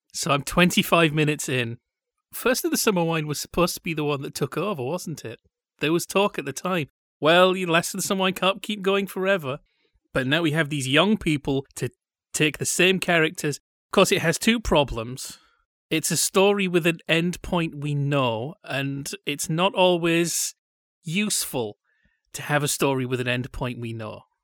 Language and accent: English; Yorkshire and the Humber, United Kingdom; now in Orange County, United States; they haven't really heard of Yorkshire